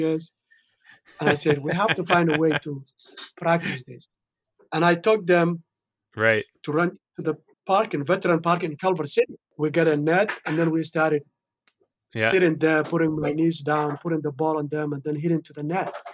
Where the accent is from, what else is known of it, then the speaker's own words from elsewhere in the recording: Somalia; moved away; I born and raised in Somalia, in East Africa.